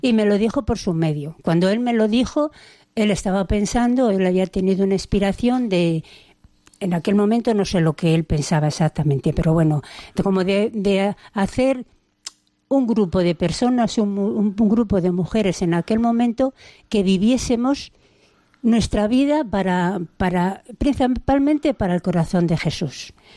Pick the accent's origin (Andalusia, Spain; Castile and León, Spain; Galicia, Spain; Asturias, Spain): Castile and León, Spain; Valladolid; moved away as an adult; now in Cáceres, Spain; en Valladolid, que somos de Valladolid